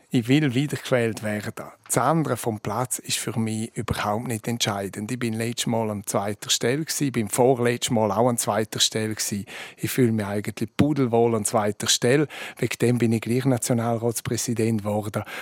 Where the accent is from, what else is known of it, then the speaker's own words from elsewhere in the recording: Chur, Grisons, Switzerland; weil am Schluss bin ich auch Kurer, bin auch Bündner und bin Schweizer